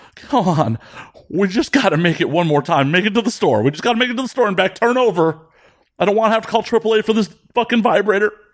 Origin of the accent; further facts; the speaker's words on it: Midwest, United States; I grew up in the Midwest in the nineties.